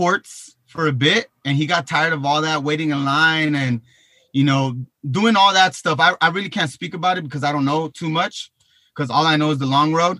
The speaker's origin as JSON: {"language": "English", "town": "Long Beach", "region": "California", "country": "United States", "said": "I'm from Long Beach, California"}